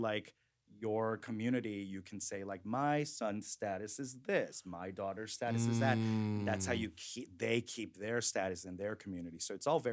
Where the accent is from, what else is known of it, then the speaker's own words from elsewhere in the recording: New York, United States; first language Korean; English is a second language; moved away; also born or lived in San Francisco; I grew up in Flushing, Queens as a Korean immigrant, so I didn't even speak English till I went to school